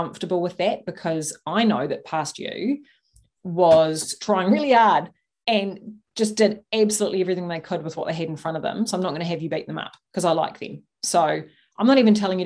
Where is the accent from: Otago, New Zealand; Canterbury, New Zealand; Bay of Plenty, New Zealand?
Canterbury, New Zealand; Christchurch; I was born in Christchurch in New Zealand